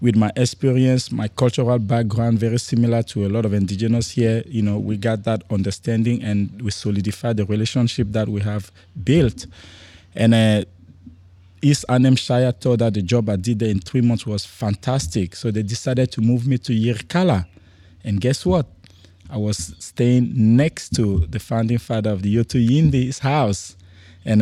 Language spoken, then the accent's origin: English; Cameroon; also born or lived in France; now in Darwin, Australia; I was born in Cameroon, which is a tiny country in Central Africa area.